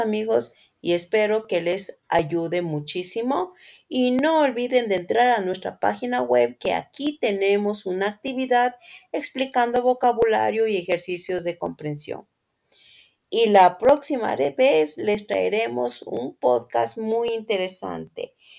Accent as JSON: {"language": "Spanish", "town": "Quito", "region": "Pichincha", "country": "Ecuador", "said": "soy de Quito, Ecuador"}